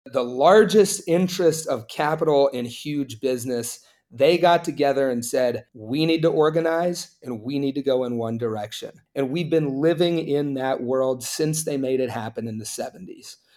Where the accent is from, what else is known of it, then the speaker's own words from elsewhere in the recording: Appalachia, United States; I grew up in Appalachia, it's a very conservative place